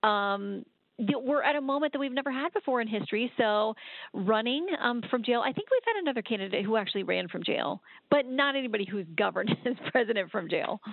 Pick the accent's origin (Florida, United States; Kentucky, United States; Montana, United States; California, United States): Florida, United States; I grew up in Florida